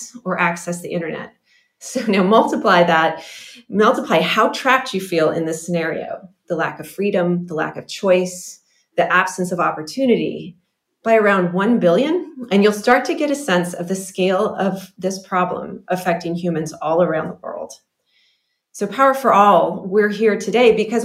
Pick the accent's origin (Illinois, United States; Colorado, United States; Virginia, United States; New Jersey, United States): Colorado, United States; I grew up in Colorado